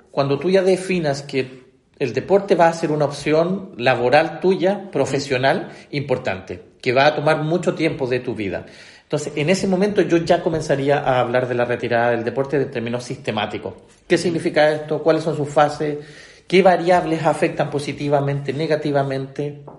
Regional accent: Chile; nosotros en Sudamérica, como buen chileno, a veces pensamos y nos miramos y nos nivelamos en términos de Sudamérica

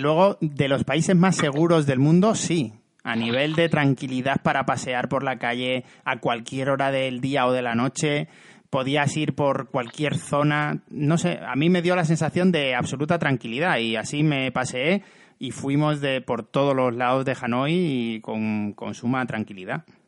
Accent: Cáceres, Extremadura, Spain; en mi pueblo de Cáceres

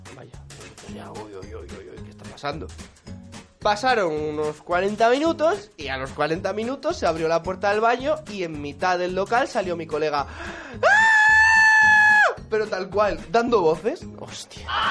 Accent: Ponferrada, Castile and León, Spain; Ponferrada, que es de donde yo soy.

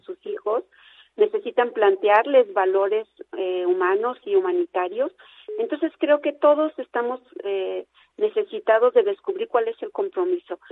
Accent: Mexico; como, pueblo mexicano

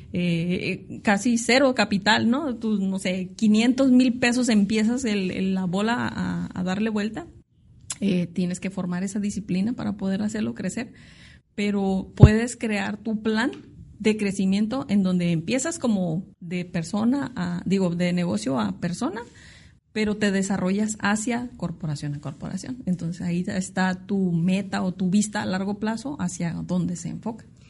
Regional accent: Tijuana, Baja California, Mexico; soy una tijuanense de tercera generación. De hecho, mis raíces son de aquí de La Baja

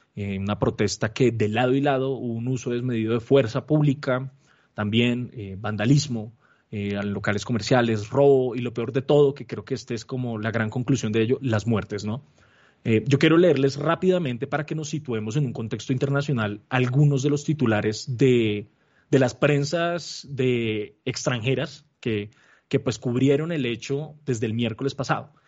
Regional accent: Colombia; como colombianos

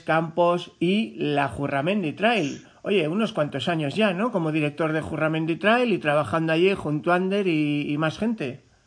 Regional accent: La Ribera, Navarre, Spain; yo soy de la Ribera

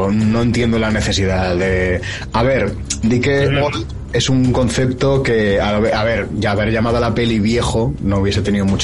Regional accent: Zaragoza, Aragon, Spain; yo soy de Zaragoza, también ciudad interior que no tiene playa

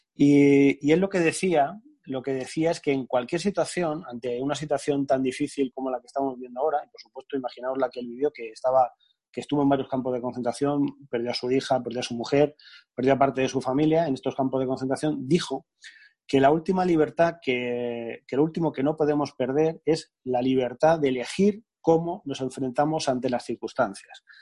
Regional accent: Albatana, Castilla-La Mancha, Spain; now in Alicante, Spain; yo soy un pueblecito de Albacete, pequeño, que se llama Albatana

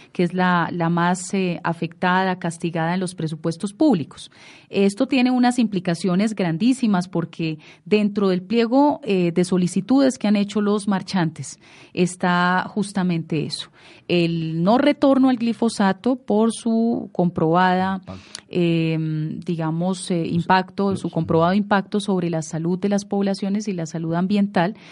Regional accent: Colombia; estamos perdiendo todos como colombianos, como nación

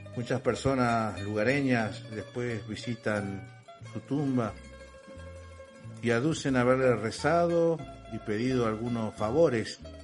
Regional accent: Sauce de Luna, Entre Ríos, Argentina; also born or lived in Salta; Conozco bien la zona porque soy de ahí, de Sauce de Luna

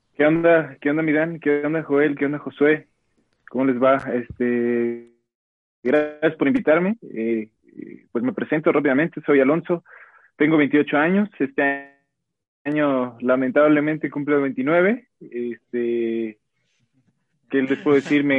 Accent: Guadalajara, Jalisco, Mexico; soy de Guadalajara

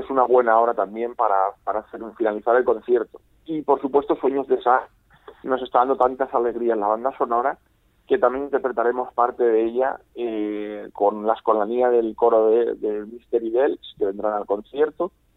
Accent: Novelda, Valencian Community, Spain; en mi ciudad natal

